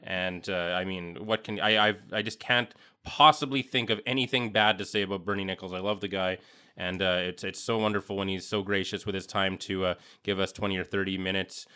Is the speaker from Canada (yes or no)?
yes; Canada; growing up in Canada, how it's just a fact of life with hockey